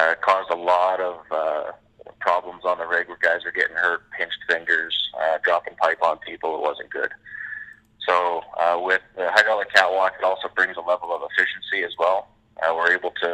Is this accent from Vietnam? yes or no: no; Canada; we are Canadian